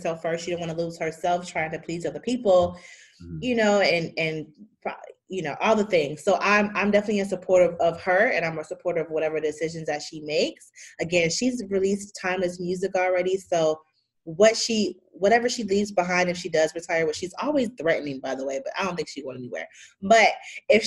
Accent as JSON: {"language": "English", "town": "Chicago", "region": "Illinois", "country": "United States", "said": "I'm from Chicago"}